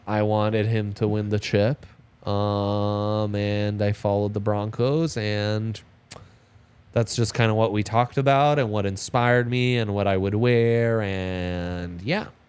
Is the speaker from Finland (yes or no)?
no; Italy; now in Denver, United States; I grew up in Italy